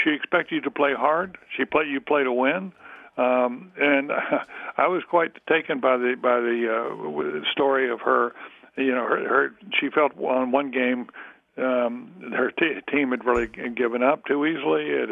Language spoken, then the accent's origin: English; Durham, North Carolina, United States; I'm from North Carolina, from Durham